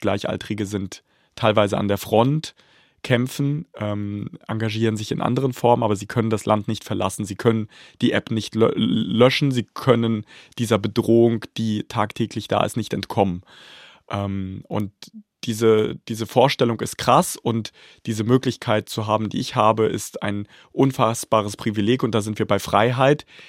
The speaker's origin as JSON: {"language": "German", "town": "Bad Pyrmont", "region": "Lower Saxony", "country": "Germany", "tie": "born or raised there", "also_born_or_lived": "Kharkiv, Ukraine", "said": "ich bin in Deutschland aufgewachsen, ich bin in Bad Pyrmont aufgewachsen."}